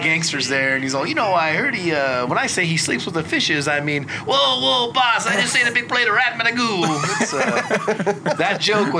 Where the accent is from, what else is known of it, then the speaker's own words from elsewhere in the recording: Sacramento, California, United States; We're from Sacramento.